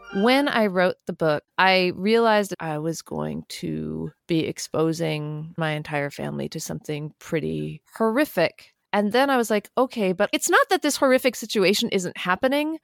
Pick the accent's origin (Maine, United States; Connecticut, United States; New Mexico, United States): New Mexico, United States; Albuquerque; I grew up in New Mexico